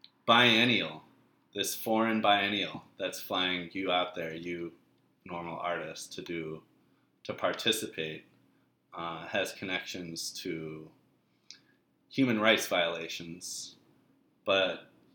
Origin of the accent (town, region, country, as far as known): Massachusetts, United States; born or raised there